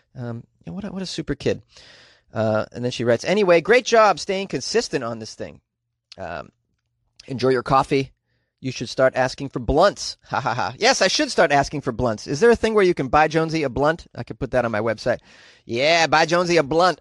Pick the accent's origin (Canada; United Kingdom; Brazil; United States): Canada; I'm from Canada